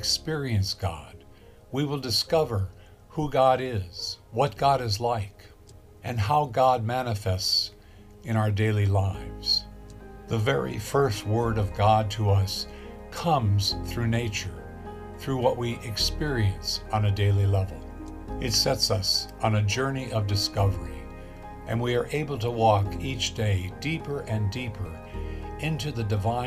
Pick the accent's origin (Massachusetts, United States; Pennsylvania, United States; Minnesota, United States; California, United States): California, United States; Los Angeles; I grew up in Los Angeles, and in the 1950s